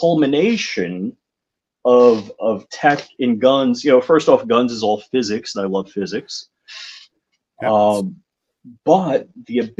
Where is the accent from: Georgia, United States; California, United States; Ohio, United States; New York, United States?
New York, United States; also born or lived in Jupiter Farms, Palm Beach, Florida; now in Palm Beach, United States; I'm a refugee from New York, living here in Palm Beach